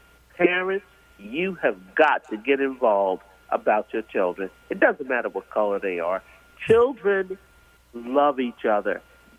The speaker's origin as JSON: {"language": "English", "town": "New York City", "region": "New York", "country": "United States", "said": "I'm a New Yorker and I'm from Queens. I'm from Queens. I'm from Trump Town, baby."}